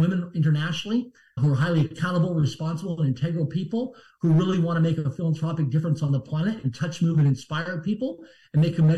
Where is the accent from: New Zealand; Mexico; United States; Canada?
Canada; Swift Current, Saskatchewan; I'm from Swift Current, Saskatchewan, Canada, a small town of less than 20,000 people in population. I barely passed public school.